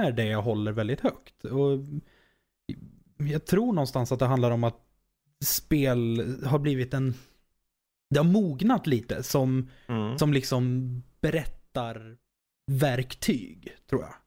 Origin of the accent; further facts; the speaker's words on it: Norrköping, Östergötland, Sweden; jag kommer från Norrköping